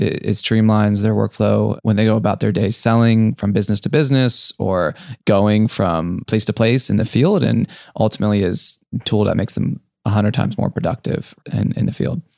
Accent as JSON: {"language": "English", "town": "Akron", "region": "Ohio", "country": "United States", "tie": "born or raised there", "also_born_or_lived": "San Francisco", "moved": "yes", "said": "I grew up in Akron, Ohio"}